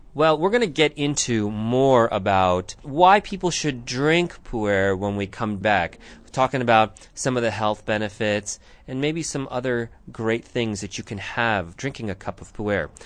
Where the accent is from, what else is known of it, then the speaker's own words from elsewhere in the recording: Tucson, Arizona, United States; I grew up here